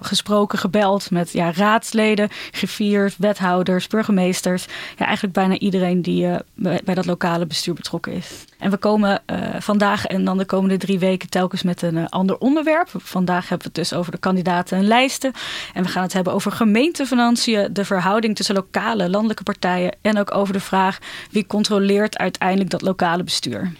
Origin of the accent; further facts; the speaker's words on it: Ermelo, Gelderland, Netherlands; now in Amsterdam, Netherlands; Ik kom uit Ermelo